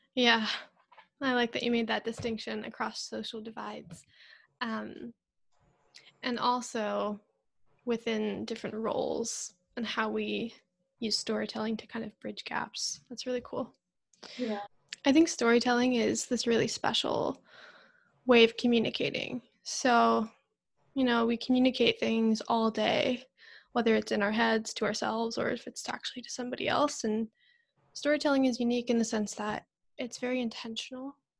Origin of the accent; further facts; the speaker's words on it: Northern Virginia, United States; I grew up in Northern Virginia, which is a very diverse city.